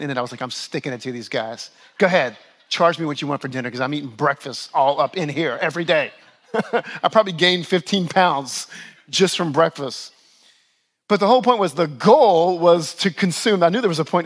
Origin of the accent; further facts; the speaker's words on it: New Orleans, Louisiana, United States; moved away as an adult; also born or lived in Buffalo, New York; now in Westchester, United States; My oldest son was born in my hometown of New Orleans